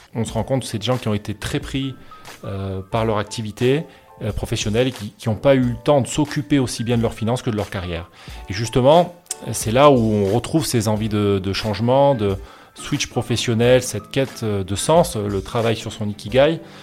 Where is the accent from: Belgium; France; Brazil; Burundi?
France; moved away as an adult; now in Barcelona, Spain; originaire du sud de la France et où j'ai grandi dans les Pyrénées